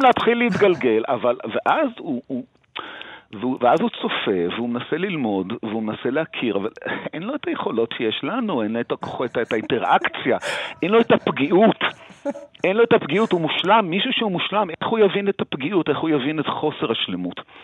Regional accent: Jerusalem, Jerusalem District, Israel; בתור מי שגדל בירושלים

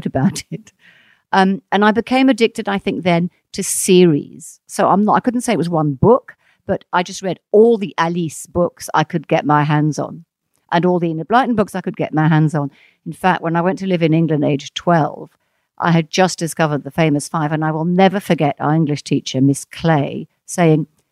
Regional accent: Mauritius; first language French; English is a second language; moved away; I grew up in a small island called Mauritius in the Indian Ocean, and French was my first language.

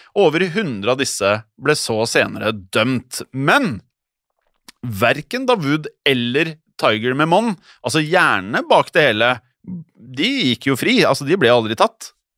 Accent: Norway; her hjemme i Norge

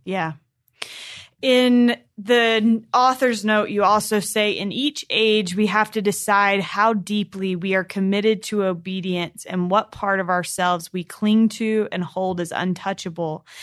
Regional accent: North Carolina, United States; When I was younger, I grew up in North Carolina

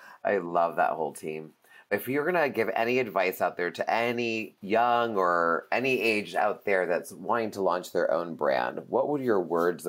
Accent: New York, United States; moved away as an adult; now in Los Angeles, United States; for me being a New Yorker, now being in LA 13 years

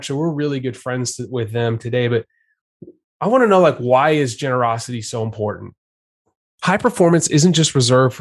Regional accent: Richardson, Texas, United States; also born or lived in Kentucky / Houston, Texas; I'm from Richardson, Texas

